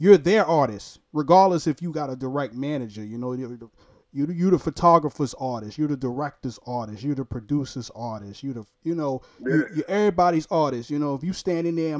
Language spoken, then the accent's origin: English; New York City, New York, United States; I'm from Brooklyn, New York.